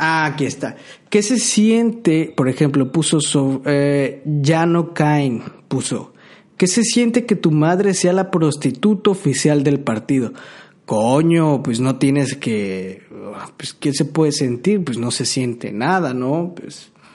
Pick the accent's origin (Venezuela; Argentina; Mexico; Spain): Mexico; Tabasco; yo soy tabasqueño